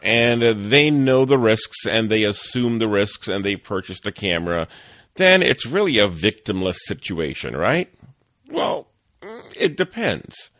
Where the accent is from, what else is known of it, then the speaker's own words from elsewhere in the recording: New Orleans, Louisiana, United States; I grew up in New Orleans